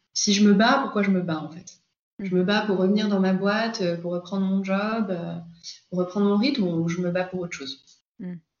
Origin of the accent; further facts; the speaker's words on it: Paris, Île-de-France, France; je suis parisienne